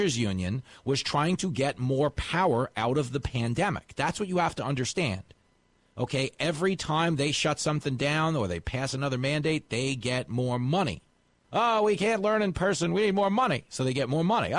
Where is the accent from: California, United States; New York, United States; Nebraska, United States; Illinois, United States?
New York, United States; Levittown; I grew up on Long Island. I went to Levittown